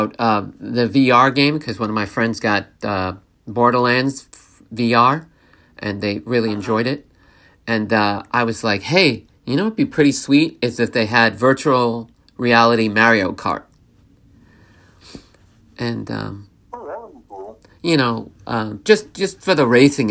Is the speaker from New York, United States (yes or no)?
yes; New York, United States; I'm born and raised in New York, so I've always lived in the state of New York